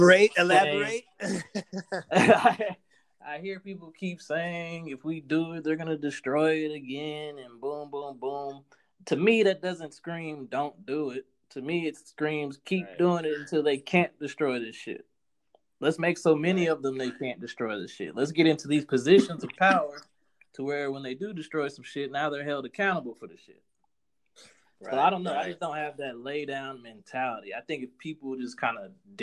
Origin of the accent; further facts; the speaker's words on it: United States; We're black Americans